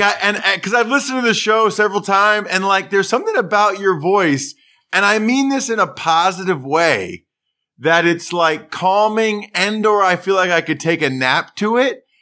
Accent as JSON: {"language": "English", "region": "Pennsylvania", "country": "United States", "tie": "born or raised there", "said": "like every kid in Pennsylvania"}